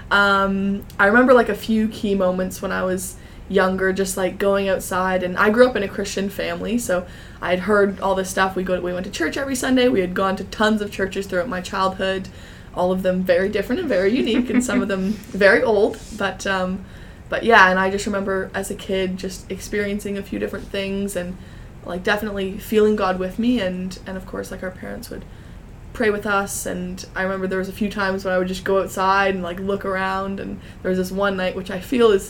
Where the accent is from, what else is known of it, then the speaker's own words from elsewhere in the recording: Fredericton, New Brunswick, Canada; also born or lived in Kentville, Canada; I live here in Fredericton right now. I live with my parents and two of my three siblings. Um, I was born in Kentville, Nova Scotia, and we moved around a little bit there when I was younger, and then we moved here to Fredericton when I was in elementary school.